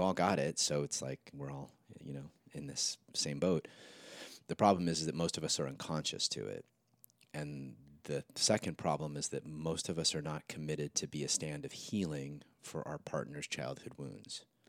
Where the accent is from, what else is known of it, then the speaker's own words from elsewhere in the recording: Santa Monica, California, United States; Saint Jude's, I think, in Santa Monica